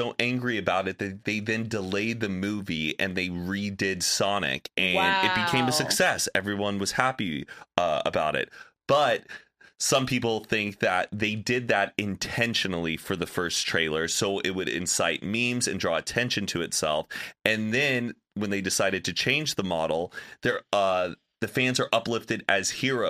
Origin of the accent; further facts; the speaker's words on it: the South, United States; I'm from the South, and I feel like they would hype it up that it's going to stick every time